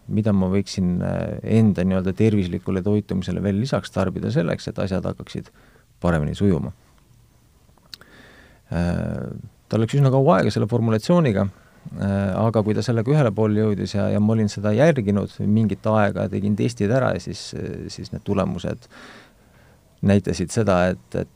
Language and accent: Estonian; Estonia; olen mõnes mõttes väga tavaline Eesti mees